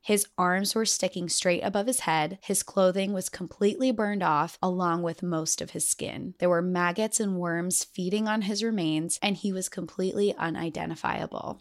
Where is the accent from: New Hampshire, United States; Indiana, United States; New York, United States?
New Hampshire, United States; I'm from New England, I'm from New Hampshire